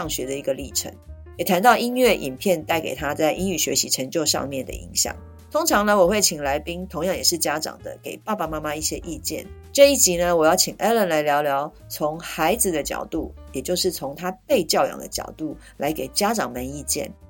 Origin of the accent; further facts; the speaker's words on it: Taiwan; also born or lived in United Kingdom; 就是在台湾我们很喜欢用才艺两个字来去讲说让孩子去学不同东西。